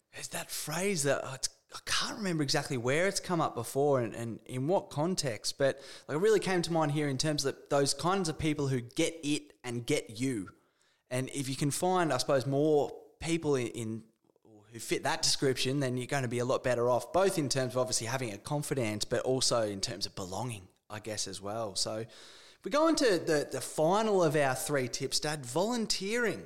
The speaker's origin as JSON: {"language": "English", "country": "Australia", "said": "being an Australian"}